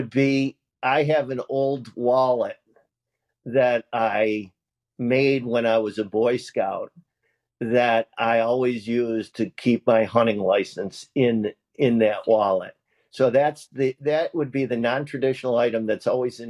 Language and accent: English; Central New York, United States; When I was growing up in Central New York